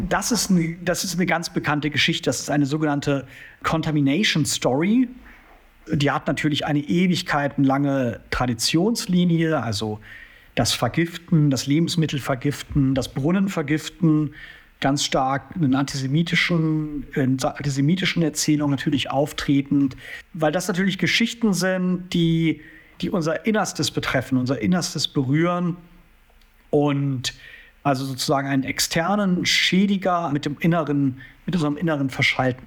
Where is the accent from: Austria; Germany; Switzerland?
Switzerland; Ich bin ja als Schweizer eingeladen worden